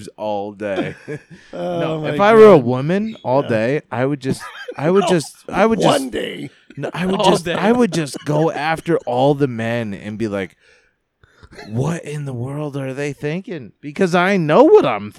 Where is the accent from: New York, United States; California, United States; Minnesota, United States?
New York, United States; upstate; I grew up in New York, upstate New York